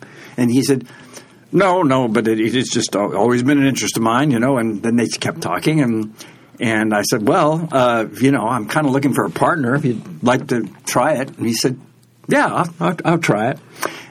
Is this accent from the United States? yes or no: yes; San Francisco, California, United States; Here in San Francisco.